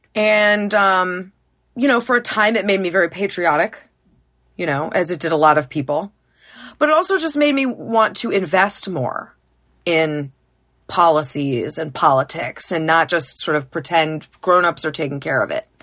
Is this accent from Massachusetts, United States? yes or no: yes; Massachusetts, United States; also born or lived in Carlsbad, California; now in Connecticut, United States; I grew up in Massachusetts